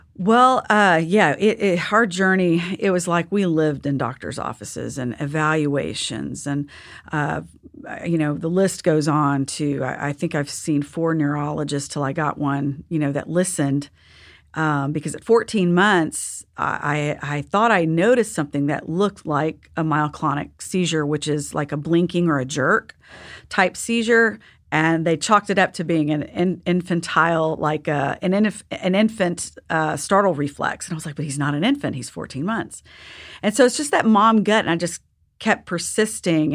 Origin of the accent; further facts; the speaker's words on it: Texas, United States; I'm from Texas